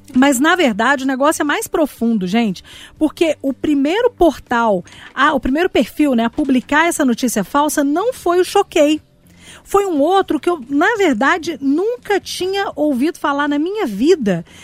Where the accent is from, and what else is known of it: Brazil